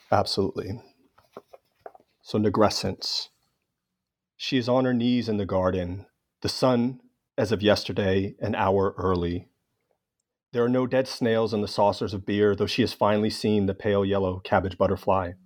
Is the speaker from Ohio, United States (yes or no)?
no; Los Angeles, California, United States; in my hometown of Los Angeles